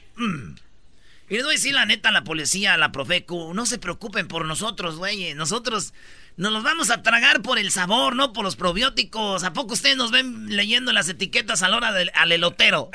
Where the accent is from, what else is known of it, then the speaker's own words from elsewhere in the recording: Mexico; Siete horas pide que trabajemos los mexicanos, bueno, en México